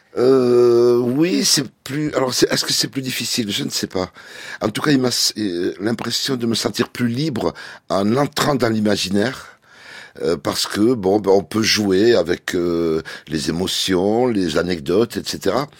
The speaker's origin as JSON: {"language": "French", "country": "France", "said": "je suis français"}